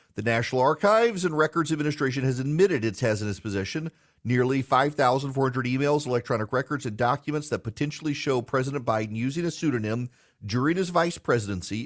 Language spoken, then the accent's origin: English; South Louisiana, United States; I'm from Louisiana. From South Louisiana